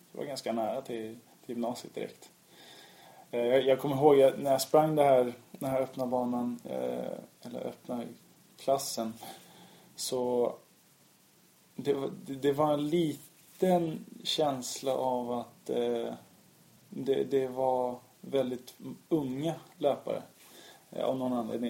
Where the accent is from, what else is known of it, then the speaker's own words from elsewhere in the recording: Sweden; also born or lived in Lithuania; jag är uppvuxen i Sverige, uppvuxen med alla svenska traditioner, gått i svensk skola